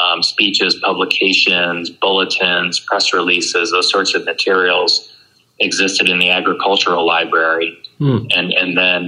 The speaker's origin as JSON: {"language": "English", "town": "Moline", "region": "Illinois", "country": "United States", "tie": "born or raised there", "also_born_or_lived": "Virginia"}